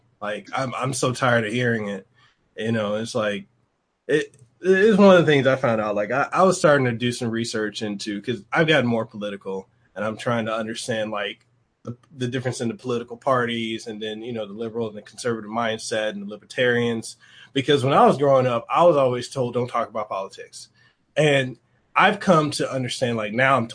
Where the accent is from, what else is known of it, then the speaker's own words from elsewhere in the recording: Memphis, Tennessee, United States; I grew up in Memphis